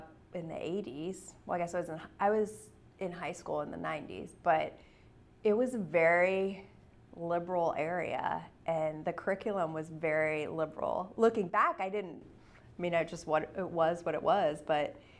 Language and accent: English; Trumansburg, New York, United States; moved away; Trumansburg, my hometown, is right next to Ithaca, New York